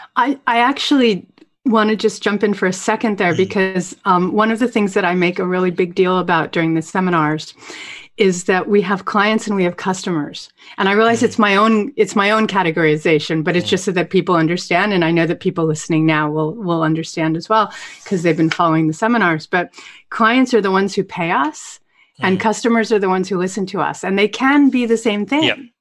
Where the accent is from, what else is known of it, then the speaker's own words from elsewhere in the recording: Vermont, United States; I grew up in Vermont